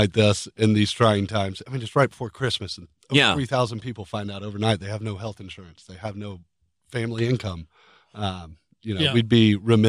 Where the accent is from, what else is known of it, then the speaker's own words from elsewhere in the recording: Montgomery, Alabama, United States; moved away; I grew up in Montgomery, Alabama.